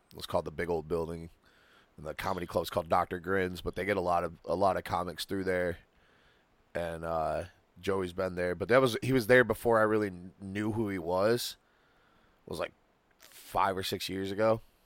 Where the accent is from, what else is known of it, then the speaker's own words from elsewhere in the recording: Muskegon, Michigan, United States; my hometown